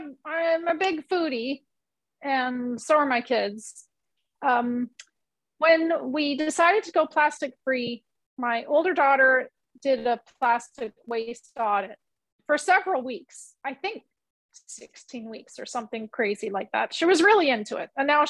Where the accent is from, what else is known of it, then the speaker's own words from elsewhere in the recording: Canada; And then when she went away to school in Canada, we're Canadian.